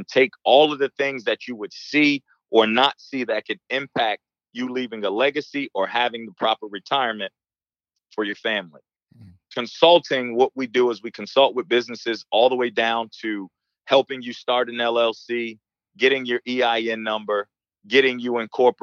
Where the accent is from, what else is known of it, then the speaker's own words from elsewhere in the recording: Newark, New Jersey, United States; growing up in Newark, New Jersey, as a Black male